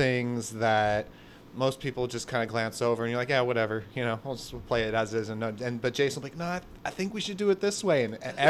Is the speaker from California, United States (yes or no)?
yes; Goleta, California, United States; growing up in Goleta